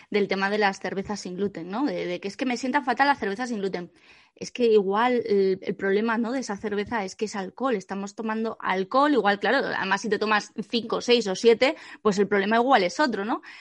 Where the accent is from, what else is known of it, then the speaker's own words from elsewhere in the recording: Asturias, Spain; yo recuerdo de pequeña, en el pueblo, en Asturias, que, que, mis abuelos pues iban a mocer las vacas y venían con un cubo de leche